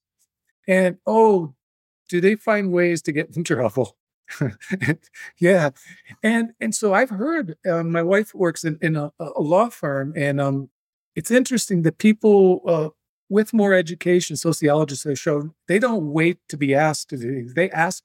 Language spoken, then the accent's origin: English; Three Lakes, Wisconsin, United States; moved away; my hometown of Three Lakes